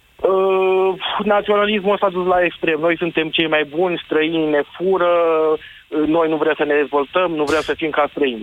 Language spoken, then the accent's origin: Romanian; Târgu Jiu, Gorj, Romania; eu sunt din Gorj, din Târgu Jiu